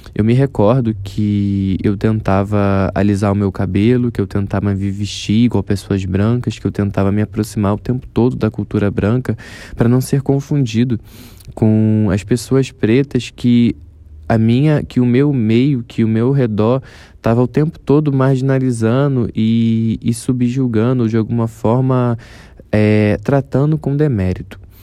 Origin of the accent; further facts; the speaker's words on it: Rio de Janeiro, Brazil; um jovem de 24 anos, morador da Zona Oeste do Rio de Janeiro